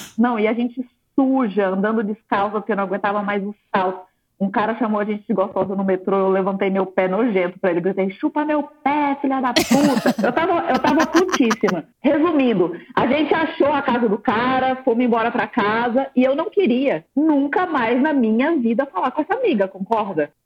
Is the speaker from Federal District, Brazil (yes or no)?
yes; Brasília, Federal District, Brazil; moved away; Eu sou de Brasília, estava morando em Brasília ainda